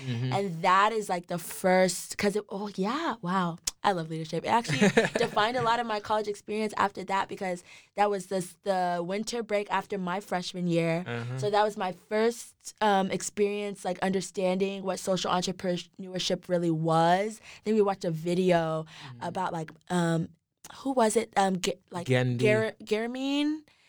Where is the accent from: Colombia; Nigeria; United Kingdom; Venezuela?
Nigeria; Like, just being Nigerian, being born in Nigeria, I knew that I wanted to do something, like, within Nigeria